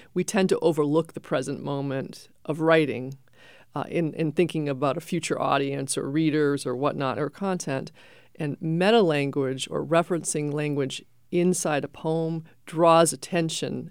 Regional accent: Maine, United States; now in New Hampshire, United States; I grew up in Maine

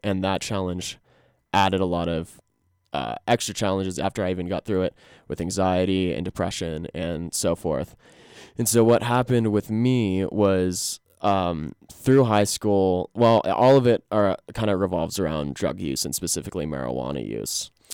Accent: Glenwood Springs, Colorado, United States; now in Fort Collins, United States; I'm from Glenwood Springs. I'm from the Roan Fork Valley. Lived here all through the first eighteen years of my life

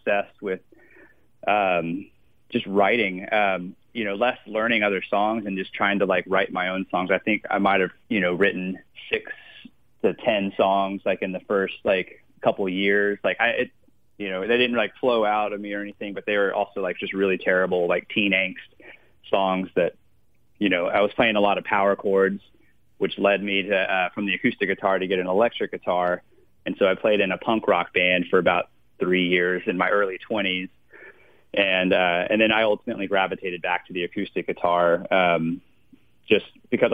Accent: San Antonio, Texas, United States; Born and raised in San Antonio.

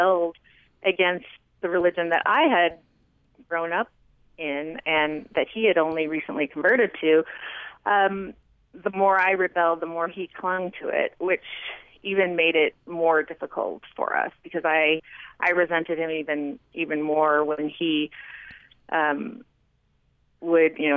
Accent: California, United States; moved away as an adult; also born or lived in Bismarck, North Dakota; now in Heber City, United States; growing up in California

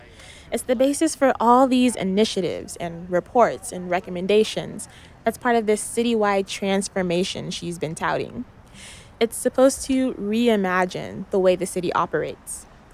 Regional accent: Tacoma, Washington, United States; my own experiences growing up in Tacoma and living here now.

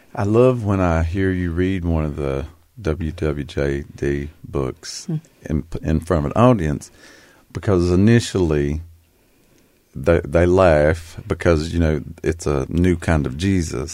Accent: Appalachia, United States; we both identify strongly as Appalachians.

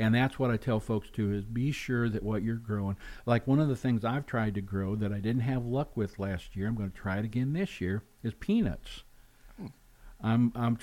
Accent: Missouri, United States; now in Alaska, United States; I'm from Missouri originally, central and southwest

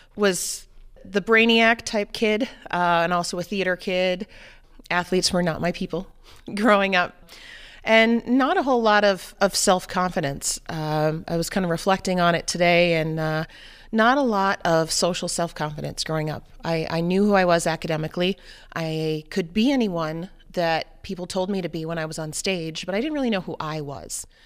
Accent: New Hampshire, United States; moved away; I grew up in New Hampshire, um, in the seacoast area

